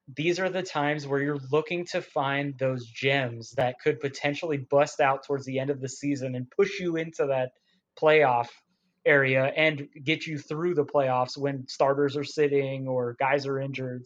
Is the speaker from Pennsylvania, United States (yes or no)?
no; San Diego, California, United States; I'm from San Diego